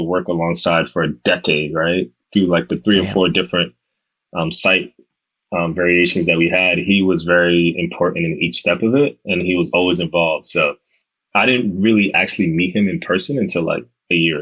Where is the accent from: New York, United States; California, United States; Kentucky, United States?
New York, United States; New York City; We're two kids from the Bronx